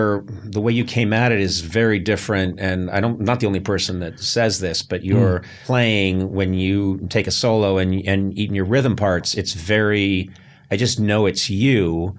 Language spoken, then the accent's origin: English; Akron, Ohio, United States; It's great to be here in Cleveland. I'm actually from Akron.